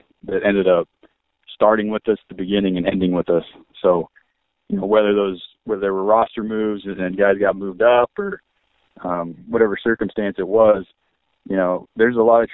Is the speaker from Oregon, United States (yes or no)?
yes; Oregon, United States; moved away as an adult; also born or lived in California / New Mexico / Joliet, Illinois; I grew up in Oregon